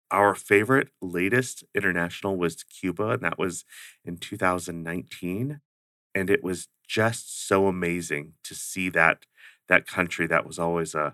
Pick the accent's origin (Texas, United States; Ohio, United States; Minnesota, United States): Ohio, United States; also born or lived in Oklahoma / Georgia / Alaska / Washington DC; Well, um, the growing up part ended in Ohio. That's where my parents got out of the service and and settled